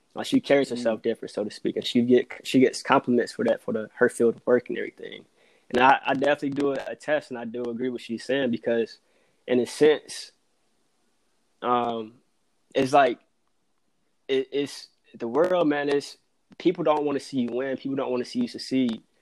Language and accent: English; Virginia, United States; moved away as an adult; also born or lived in North Carolina; now in Atlanta, United States; born and raised in Virginia went to school in North Carolina.